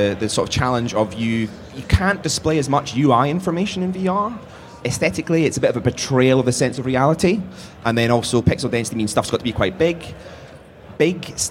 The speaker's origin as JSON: {"language": "English", "country": "United Kingdom", "said": "I'm too British"}